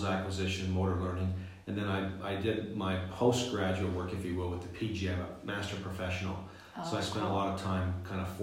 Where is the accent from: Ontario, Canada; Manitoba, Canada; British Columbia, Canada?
Ontario, Canada; Ottawa Valley; moved away; the Ottawa Valley, which is where I'm from in Canada